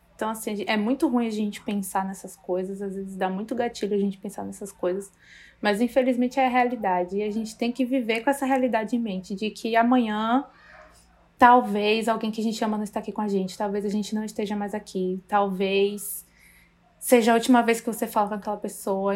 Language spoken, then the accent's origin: Portuguese; Brazil; a gente como brasileiro